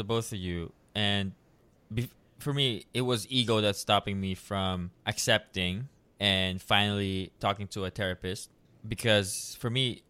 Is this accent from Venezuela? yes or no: no; Philippines; And, in my culture as well as Filipino, we have a toxic culture where they don't really believe in mental health.